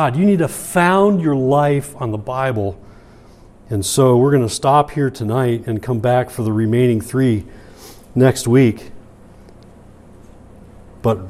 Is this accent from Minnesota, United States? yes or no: no; Michigan, United States; moved away as an adult; I was from Michigan at the time